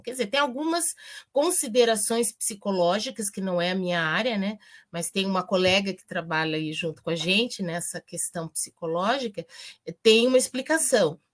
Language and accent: Portuguese; Campinas, São Paulo, Brazil; now in Paraná, Brazil; Na minha terra, eu sou de Campinas originalmente